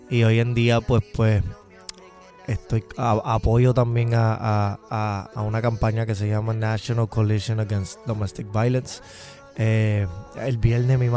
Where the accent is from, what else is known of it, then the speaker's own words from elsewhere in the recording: Bridgeport, Connecticut, United States; born there; Sí, yo nací, yo nací eh, en el, estado de Connecticut, sí. Yo nací en Bridgeport, Connectic